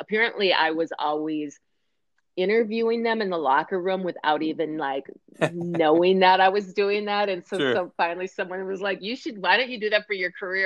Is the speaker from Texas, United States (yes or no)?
no; Minneapolis, Minnesota, United States; I grew up in Minneapolis, Minnesota, we have a lot of professional teams here